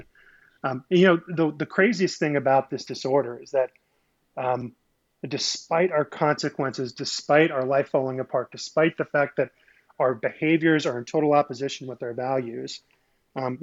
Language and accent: English; Midwest, United States; I grew up in the Midwest.